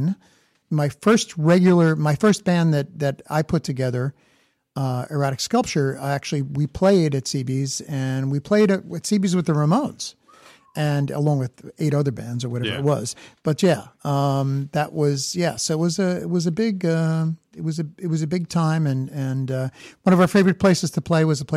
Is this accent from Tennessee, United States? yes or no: no; New York City, New York, United States; also born or lived in Long Island, New York; I spent my early years in Brooklyn